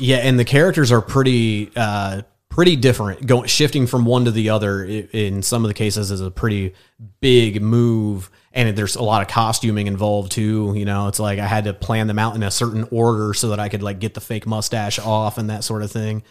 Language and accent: English; Fairmount, Indiana, United States; also born or lived in Muncie, Indiana / New York; now in Indianapolis, United States; I'm from Grant County, which is just north of Muncie. Uh, I grew up like in the middle of nowhere, like in between cornfields, uh, next to Fairmount, Indiana